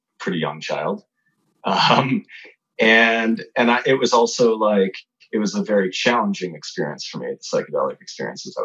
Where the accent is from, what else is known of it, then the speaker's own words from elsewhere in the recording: Chicago, Illinois, United States; I grew up in the suburbs of Chicago